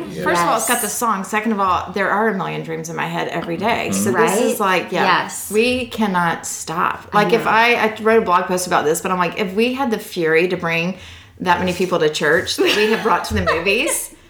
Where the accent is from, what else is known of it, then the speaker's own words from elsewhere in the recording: Atlanta, Georgia, United States; moved away as an adult; also born or lived in Orlando, Florida; now in Dallas, United States; we're originally from Atlanta. Then we did a little blip in Orlando